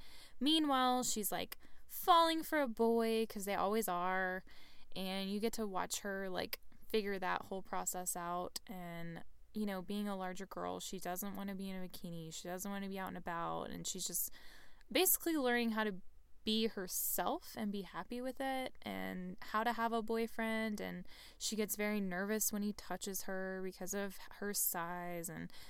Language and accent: English; Texas, United States; which we're both from Texas, so this appeals to us greatly.